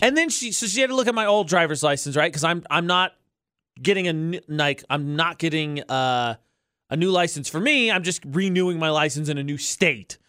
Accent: Indiana, United States; now in Utah, United States; I'm from Indiana

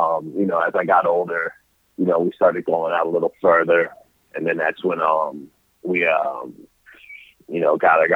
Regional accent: Rochester, New York, United States; I'm from Rochester, New York, but I grew up in a suburb a little outside of there

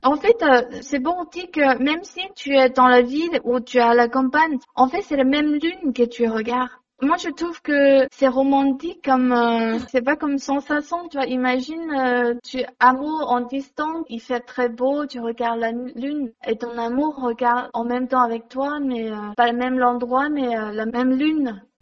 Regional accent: China; French is a second language; moved away as an adult; also born or lived in Montpellier, France; now in France; j'ai grandi euh, en Chine, j'ai fait mes études en Chine

